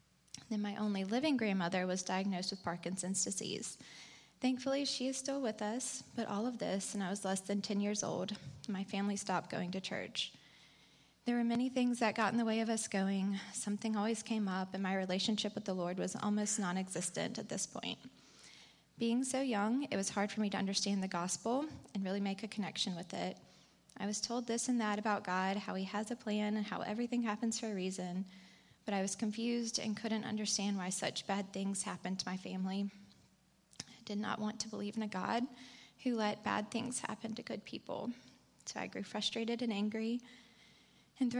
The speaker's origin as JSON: {"language": "English", "town": "Montgomery", "region": "Alabama", "country": "United States", "tie": "born or raised there", "said": "I was born and raised here in Montgomery, an only child to two very loving parents."}